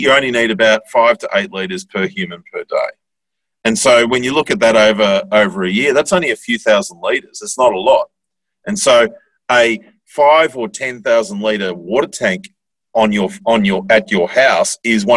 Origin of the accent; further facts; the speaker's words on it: Bendigo, Victoria, Australia; I grew up in Bendigo, which is a town of, I don't know, 100,000 people or so.